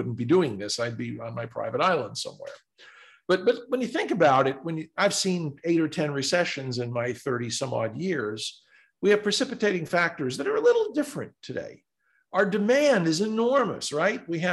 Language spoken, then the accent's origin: English; New York, United States; I'm a New Yorker